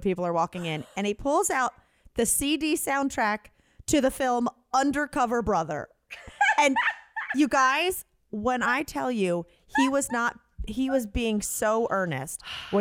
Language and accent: English; North Carolina, United States; moved away; it's my home state